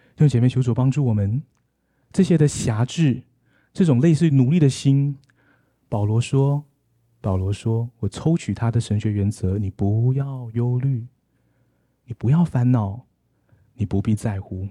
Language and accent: Chinese; Malaysia; now in Taipei, Taiwan; 我今天来到马，马来西亚